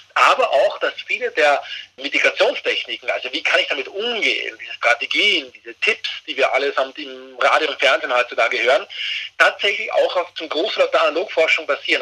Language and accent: German; Austria; bei uns in Österreich